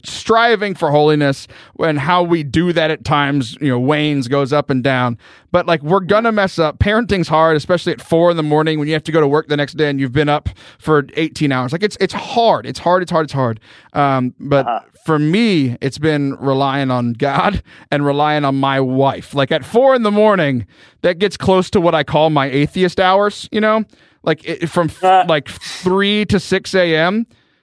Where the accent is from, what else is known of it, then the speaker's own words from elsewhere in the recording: Central Texas, United States; I'm from Central Texas